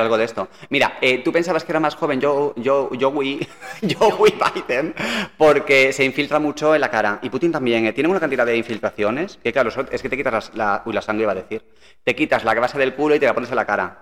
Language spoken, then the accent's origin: Spanish; Galicia, Spain; Somos gallegos, espera, somos gallegos